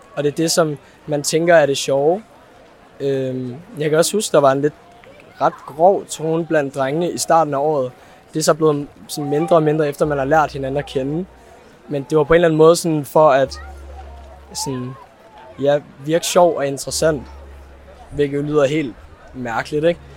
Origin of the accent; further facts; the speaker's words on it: Copenhagen, Capital Region of Denmark, Denmark; jeg kommer fra Valby og er 17 år gammel